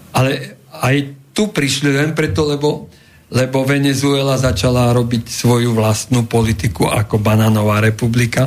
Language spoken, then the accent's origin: Slovak; Slovakia; nie som nejaký Američan, ale Európan, Slovák